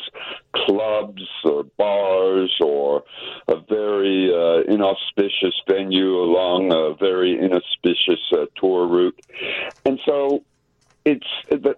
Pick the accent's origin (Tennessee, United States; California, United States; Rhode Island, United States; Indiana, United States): Tennessee, United States; I'm from Tennessee